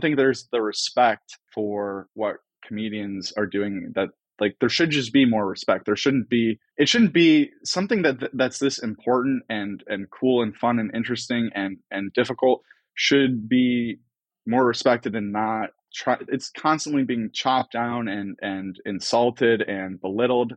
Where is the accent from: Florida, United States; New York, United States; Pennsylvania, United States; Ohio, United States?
Ohio, United States; Cleveland; I grew up in Cleveland